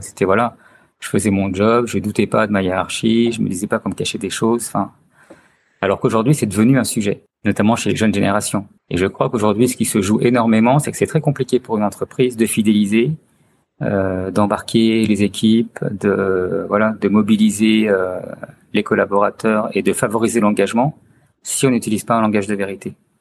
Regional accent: Chartreuse, Auvergne-Rhône-Alpes, France; now in Lyon, France; suis originaire de la Chartreuse. Donc j'ai fait beaucoup de ski euh, quand j'étais enfant

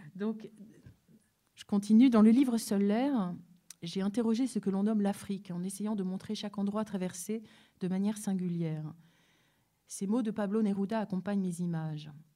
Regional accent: Paris, Île-de-France, France; ma vie ici en France, euh, où je suis née à Paris

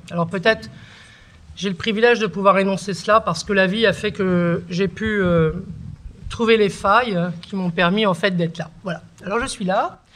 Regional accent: Beauvais, Hauts-de-France, France; first language Kabyle; French is a second language; also born or lived in Algeria / Kabylie; j'ai grandi euh, d'abord à Beauvais, ensuite à la campagne dans l'Oise

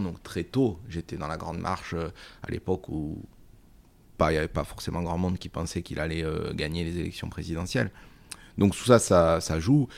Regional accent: Bagnères-de-Bigorre, Occitania, France; j'ai eu la chance de grandir à Bagnères de Bigorre, au cœur des, Hautes-Pyrénées

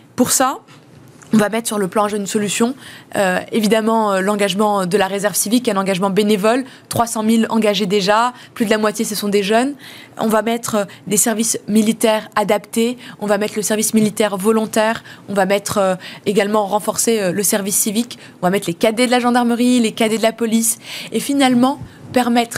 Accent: France; Je suis française parce que je suis née ici

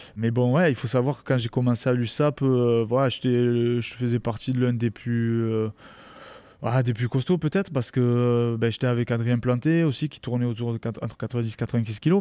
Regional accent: Rivesaltes, Occitania, France; moved away as an adult; also born or lived in Colomiers / Grenoble / Castres; je suis originaire de, de Rivesaltes, euh, un petit, village à côté de Perpignan

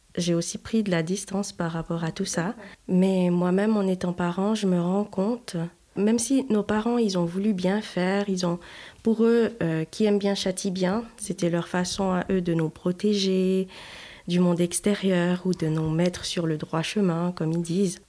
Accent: Haiti; j'ai grandi en Haïti, alors forcément à la dure

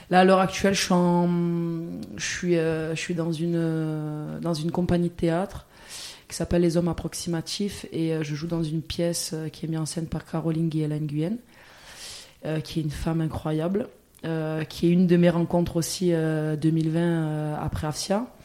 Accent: Vitrolles, Provence-Alpes-Côte d'Azur, France; also born or lived in Marseille; j'ai grandi à Vitrolles, qui est une petite ville euh, à côté de Marseille.

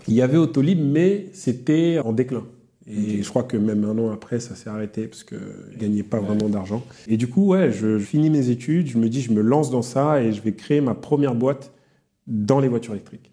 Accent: Yvelines, near Mantes-la-Jolie, Île-de-France, France; je viens des, Yvelines, dans le, 78, près de Mantes-la-Jolie.

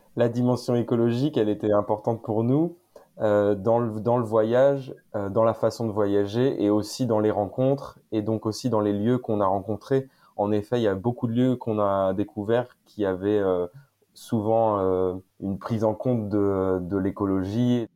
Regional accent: Saint-Malo, Brittany, France; je viens de Bretagne, plutôt euh, de Saint-Malo

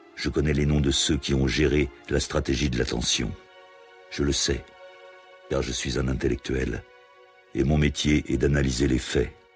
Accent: Italy; moved away as an adult; also born or lived in Brazil / Mexico; now in France; je suis parti d'Italie exactement fin janvier 1981

